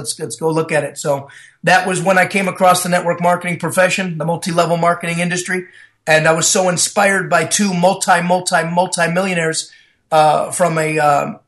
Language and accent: English; Buffalo, New York, United States; moved away; also born or lived in Las Vegas, Nevada; I was born and raised in Buffalo, New York